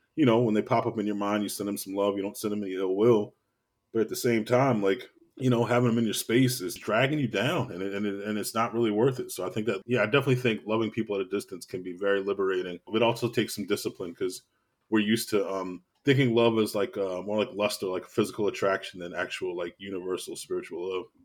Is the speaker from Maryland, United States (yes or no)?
yes; Baltimore, Maryland, United States; I'm from Baltimore, born and raised, uh, West Baltimore, to be exact